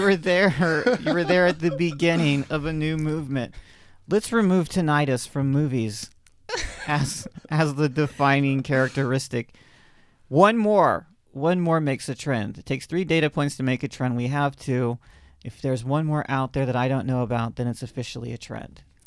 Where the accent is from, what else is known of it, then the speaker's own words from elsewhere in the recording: the South, United States; I'm a Southerner, um, by upbringing